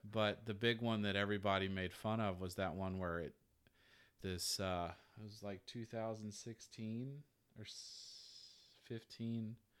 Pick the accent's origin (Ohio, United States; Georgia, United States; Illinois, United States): Georgia, United States; moved away as an adult